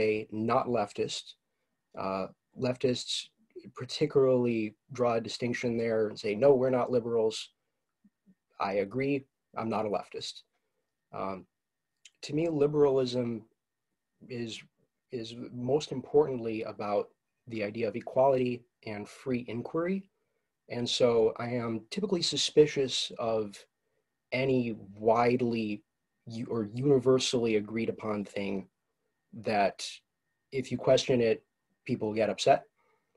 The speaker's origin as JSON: {"language": "English", "town": "Ann Arbor", "region": "Michigan", "country": "United States", "moved": "as an adult", "lives_now": "Detroit, United States", "said": "I'm from Ann Arbor, Michigan, and have lived in the Detroit area, attending university here for the last few years"}